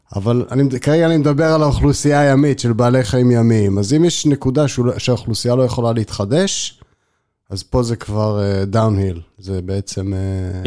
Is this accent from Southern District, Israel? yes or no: no; Haifa, Haifa District, Israel; אני חיפאי במקור, ותמיד הים היה בשבילנו, כבר בילדות היה בשבילנו מקום שהיינו הולכים אליו המון